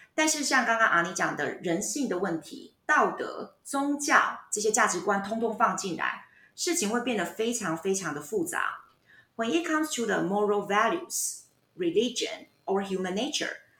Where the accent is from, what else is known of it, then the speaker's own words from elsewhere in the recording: Taiwan; 所以我们台湾人现在有很多的长辈，有时候会讲到这个东西